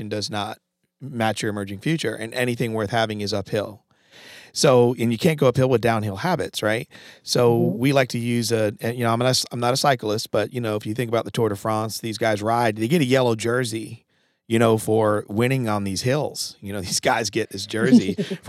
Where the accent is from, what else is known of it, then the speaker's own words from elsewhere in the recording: Connecticut, United States; I'm from Connecticut